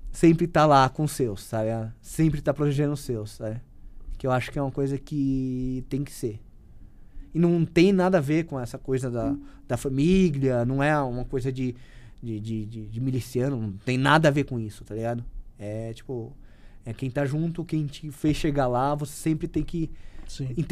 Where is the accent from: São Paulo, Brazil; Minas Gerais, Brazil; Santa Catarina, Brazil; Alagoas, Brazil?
São Paulo, Brazil; Eu não sou, não, não, não tenho cara de nordestino, sou paulista, mas a minha alma, é, ela é, é, é, do Nordeste